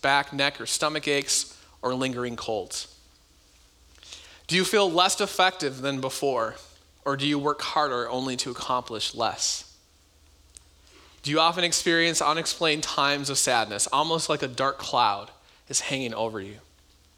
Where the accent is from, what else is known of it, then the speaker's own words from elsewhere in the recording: United States; America, our country